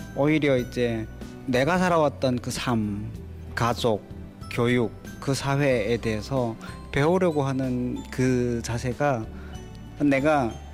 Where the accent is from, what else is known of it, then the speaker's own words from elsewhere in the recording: Hamgyong, North Korea; accent: Hamgyong dialect; now in South Korea; 제가 일부러 함경도 사투리를 이제 많이 써요